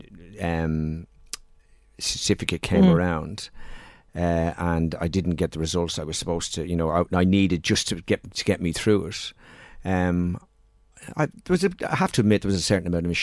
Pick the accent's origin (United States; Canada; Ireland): Ireland; Dublin, Leinster; we moved from Drimnagh to Palmerstown